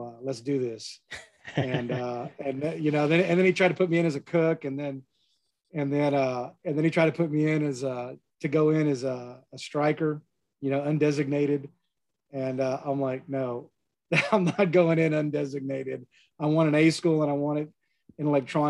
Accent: San Antonio, Texas, United States; I grew up in San Antonio

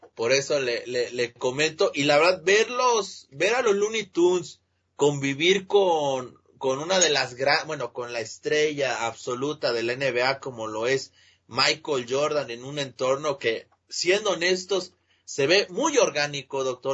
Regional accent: Mexico; para los que somos mexicanos

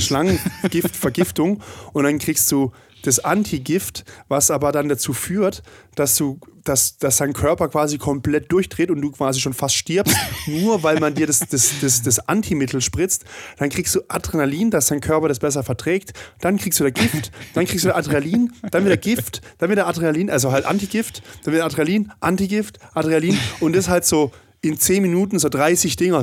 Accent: Swiss border region, Germany; ich komme ja aus der Grenzregion

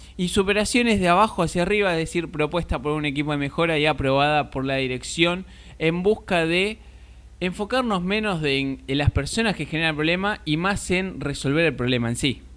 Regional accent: Argentina; somos acá de Argentina

